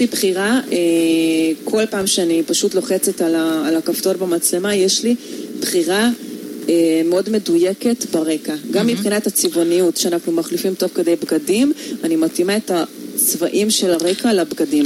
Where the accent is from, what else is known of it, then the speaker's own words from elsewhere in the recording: Hungary; accent: Hungarian; Hebrew is a second language; now in Israel; מבטא הונגרי